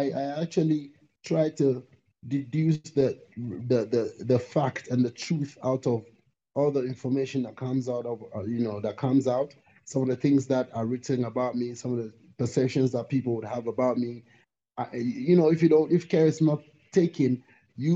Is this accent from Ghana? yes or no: yes; Ghana; I'm from Ghana, definitely African